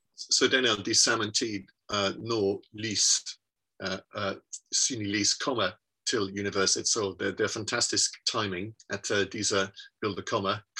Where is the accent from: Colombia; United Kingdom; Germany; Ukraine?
United Kingdom; Worcester, West Midlands; Norwegian is a second language; moved away as an adult; also born or lived in Birmingham / London; now in Bergen, Norway; jeg ble født i Worcester i England, og uh, jeg var en uh, sanger på Worcester uh, Domcerca Corps